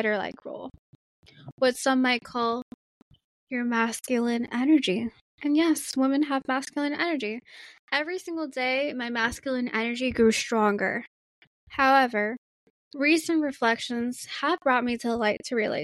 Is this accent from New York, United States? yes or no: yes; New York City, New York, United States; growing up in Queens and Brooklyn, New York City